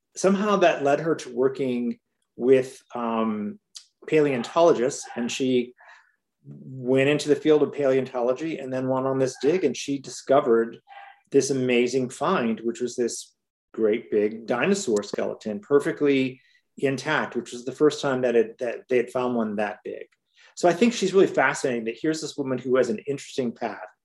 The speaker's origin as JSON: {"language": "English", "town": "Hammond", "region": "Indiana", "country": "United States", "tie": "born or raised there", "moved": "yes", "lives_now": "Chicago, United States", "said": "I grew up outside of Chicago in Hammond, Indiana, and in Chicago, where is where I live now"}